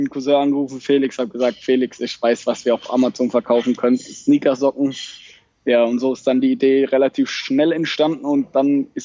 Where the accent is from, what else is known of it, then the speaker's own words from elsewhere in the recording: Baden-Württemberg, Germany; ich komme aus der Nähe von Mannheim, Heidelberg.